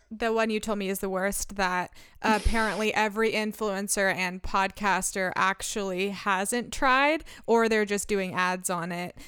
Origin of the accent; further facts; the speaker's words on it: Medford, United States; I was born in Medford